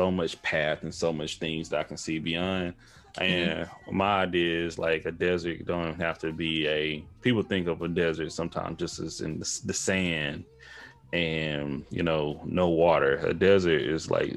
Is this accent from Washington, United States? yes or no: no; Tyler, Texas, United States; also born or lived in Houston, Texas; I'm H-Town and I'm East Texas and Tyler, Texas, to be exact